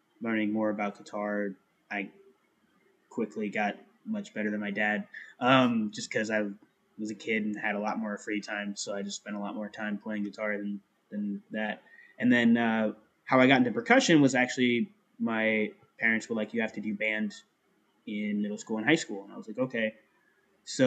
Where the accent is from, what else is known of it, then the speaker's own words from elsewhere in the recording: Melbourne, Florida, United States; I grew up in Melbourne, Florida.